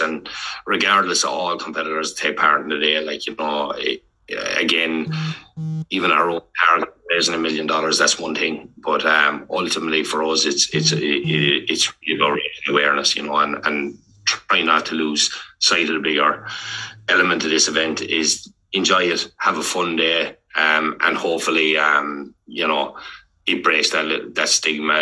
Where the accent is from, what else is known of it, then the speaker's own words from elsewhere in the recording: Ireland; moved away as an adult; now in Melbourne, Australia; when we're growing up in Ireland